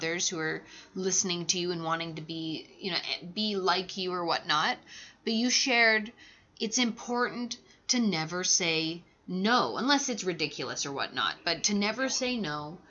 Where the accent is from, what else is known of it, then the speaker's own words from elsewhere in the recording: Canada; Well, being a Canadian actor, well, I think we all know that to get there, it's really quite hard to become a huge name actor within the world or whatnot.